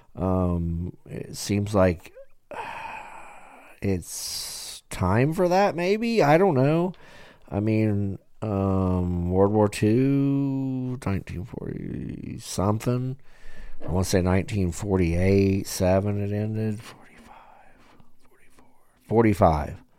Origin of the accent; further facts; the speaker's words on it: United States; I'm an American and I'm proud